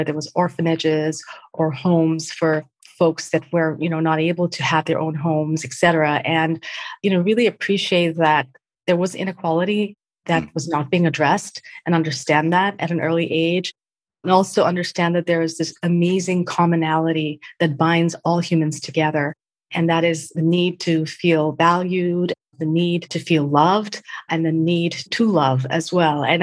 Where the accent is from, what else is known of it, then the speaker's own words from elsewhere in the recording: Mumbai, Maharashtra, India; born there; Well, … started or was born in, in Mumbai to parents who are from Goan and Portuguese heritage.